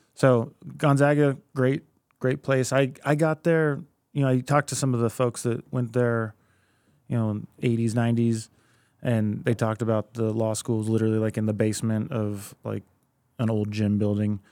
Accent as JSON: {"language": "English", "town": "Anchorage", "region": "Alaska", "country": "United States", "tie": "born or raised there", "also_born_or_lived": "Oregon", "first_language": "Spanish", "second_language": "English", "said": "I was born and raised here in Anchorage."}